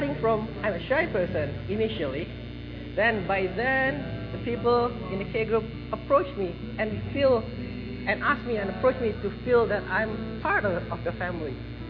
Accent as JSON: {"language": "English", "country": "Indonesia", "moved": "yes", "lives_now": "Melbourne, Australia", "said": "I came from Indonesia, and I take business and commerce as a major in Monash University."}